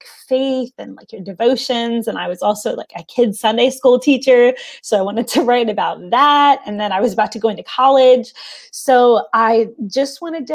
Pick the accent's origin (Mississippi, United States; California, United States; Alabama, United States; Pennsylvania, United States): Pennsylvania, United States; Philadelphia; I grew up in the Philadelphia area in the Northeast